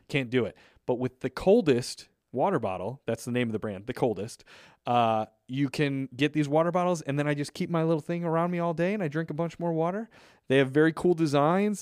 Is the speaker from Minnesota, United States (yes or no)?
no; a few towns from Lombard, Chicago area, Illinois, United States; few towns away from where I grew up.